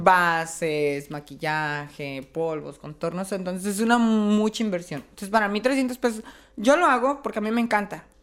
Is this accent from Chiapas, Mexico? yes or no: yes; Chiapas, Mexico; now in Tijuana, Mexico; Yo soy de Chiapas, pero ya tengo aquí 12 años viviendo.